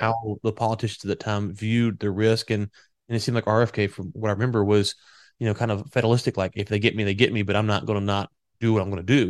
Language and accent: English; United States; also born or lived in Louisiana; I'm from Texas and Louisiana